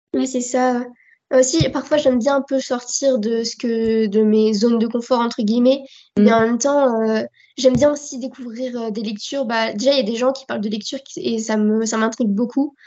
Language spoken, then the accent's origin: French; France; accent: French; J'ai un accent français qui se ressent beaucoup